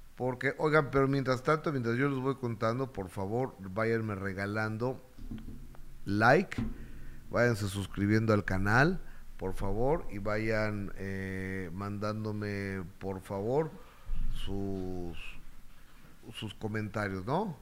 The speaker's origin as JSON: {"language": "Spanish", "region": "Mexico City", "country": "Mexico", "said": "El único chilango éramos eh, un amigo del Senado, Franco eh, eh, Francisco Bracamontes, y mi esposa y yo"}